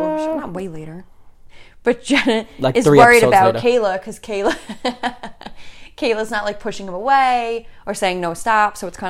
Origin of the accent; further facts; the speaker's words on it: Staten Island, New York, United States; AKA I'm from Staten Island, which we're from Staten Island.